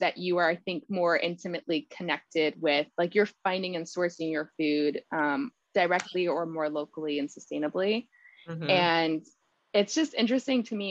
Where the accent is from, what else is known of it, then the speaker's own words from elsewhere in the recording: San Antonio, Texas, United States; That's my hometown as well